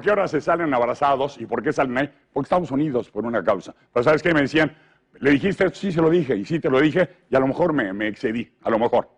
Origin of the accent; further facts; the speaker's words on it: Mexico; yo soy feliz mexicano